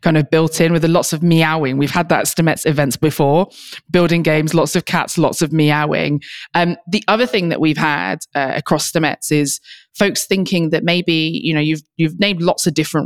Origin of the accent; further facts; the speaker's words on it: United Kingdom; I am a British social entrepreneur and computer scientist